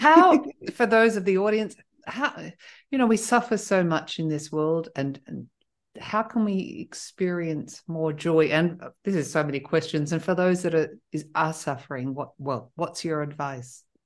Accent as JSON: {"language": "English", "country": "Australia", "also_born_or_lived": "south of France", "moved": "yes", "lives_now": "France", "said": "I'm originally Australian"}